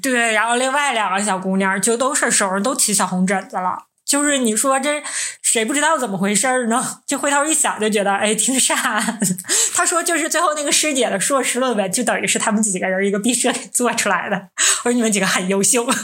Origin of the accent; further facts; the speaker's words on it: Northeast China, China; 我们是三个来自东北的 Ladies